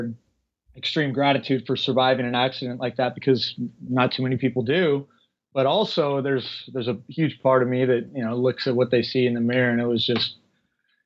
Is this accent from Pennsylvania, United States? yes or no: no; Northern California, United States; moved away as an adult; now in Los Angeles, United States; I was raised in Northern California